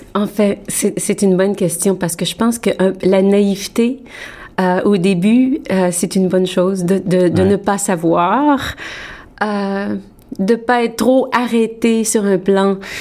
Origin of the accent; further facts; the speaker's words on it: Montreal, Quebec, Canada; moved away as an adult; also born or lived in France; now in Toronto, Canada; j'ai grandi à Montréal